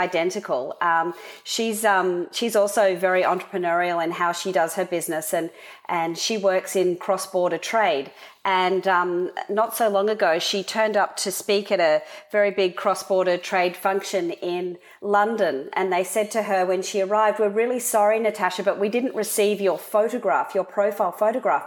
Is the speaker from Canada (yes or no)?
no; Sydney, New South Wales, Australia; also born or lived in Canberra, Australian Capital Territory; I was born in Canberra, which is the capital in Australia. And I moved to Sydney as a young girl to go to school